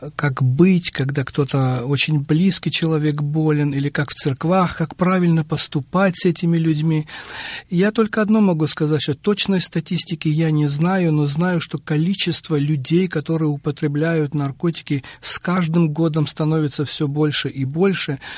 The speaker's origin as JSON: {"language": "Russian", "town": "Batumi", "region": "Adjara", "country": "Georgia", "tie": "born or raised there", "also_born_or_lived": "Providence, United States", "moved": "as an adult", "lives_now": "United States", "said": "я родился в городе Батуми, Аджарская автономная республика, она тогда была, это Грузия, в 1959"}